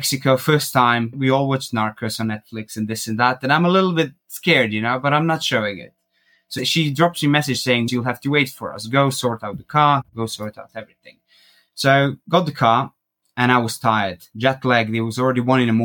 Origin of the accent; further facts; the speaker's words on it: Croatia; moved away as an adult; also born or lived in United Kingdom; Originally, I'm from Croatia